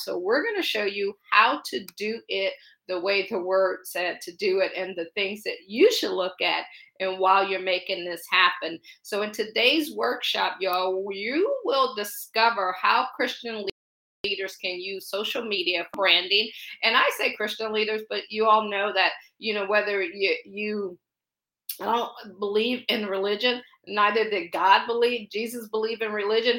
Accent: Akron, Ohio, United States; moved away as an adult; also born or lived in Baltimore / Boston / Pittsburgh; now in Washington, D.C., United States; I'm from Akron, Ohio

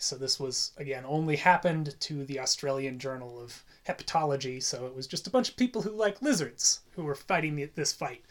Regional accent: United States; as an American

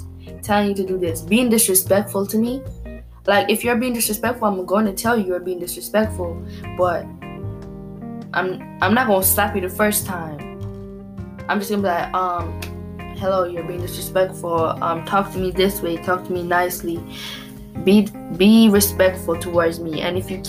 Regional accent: Jamaica; moved away; half of my life I grew up in Jamaica where none of that stuff was being said

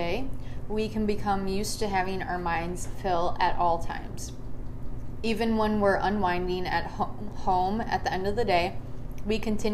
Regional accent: Chicago, Illinois, United States; now in Phoenix, United States; I am also from Chicago, born and raised. We moved to Phoenix in 1999 as well.

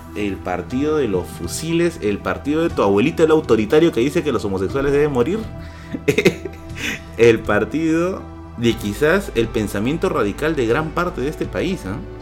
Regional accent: Tacna, Peru; moved away; yo soy de Tacna, yo nacido en Tacna y voy a visitarla cada cierto tiempo.

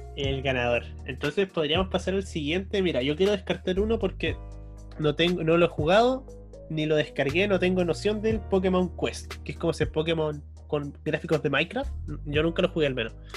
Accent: Puerto Montt, Los Lagos, Chile; moved away; also born or lived in Valdivia; yo soy de Puerto Montt, estuve en Valdivia

